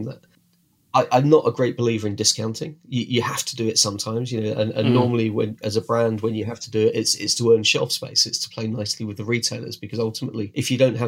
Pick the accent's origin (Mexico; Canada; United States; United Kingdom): United Kingdom; we're British, we drink a lot of tea